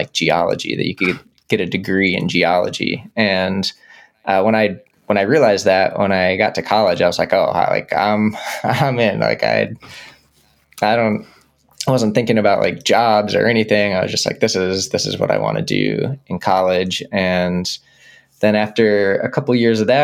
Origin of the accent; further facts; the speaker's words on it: Dallas, Texas, United States; I grew up in Dallas, Texas